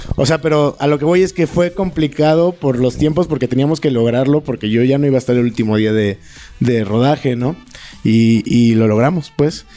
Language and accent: Spanish; Papaloapan basin, Veracruz, Mexico; moved away; also born or lived in Puebla; Yo soy de Veracruz y donde se filmó el cortometraje es este la región de la cuenca del Papaloapan, de donde yo soy originario